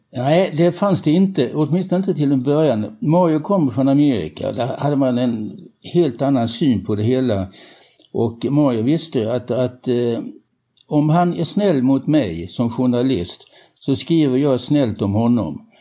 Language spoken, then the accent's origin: Swedish; Helsingborg, Skåne, Sweden; vi kom ju båda från Helsingborg och gick på samma disco